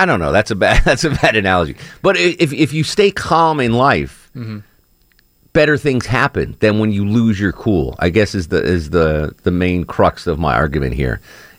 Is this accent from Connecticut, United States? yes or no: yes; Connecticut, United States; I grew up in Connecticut, so college football was not a thing.